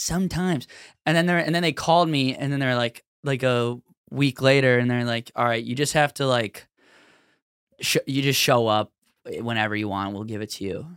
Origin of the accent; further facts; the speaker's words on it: Minneapolis, Minnesota, United States; we're all from Minneapolis